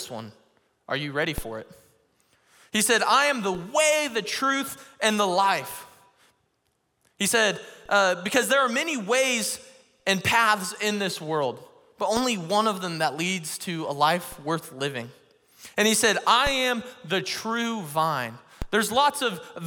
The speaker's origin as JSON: {"language": "English", "region": "Missouri", "country": "United States", "said": "I'm from Missouri, and Missouri is known as the show me state."}